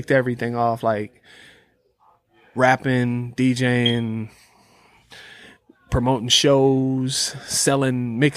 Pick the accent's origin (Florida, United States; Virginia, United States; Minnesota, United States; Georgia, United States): Minnesota, United States; Minneapolis; Yeah, I grew up in South Minneapolis.